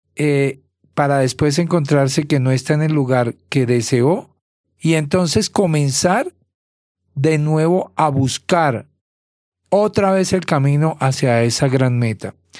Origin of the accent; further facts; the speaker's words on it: Bogotá, Colombia; moved away; soy de Bogotá, de Colombia